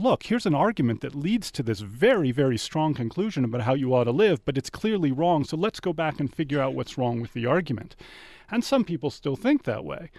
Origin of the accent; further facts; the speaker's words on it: Washington, District of Columbia, United States; now in Tucson, United States; Washington, D C, uh, and currently my family, uh, is shoveling out from an awful lot of snow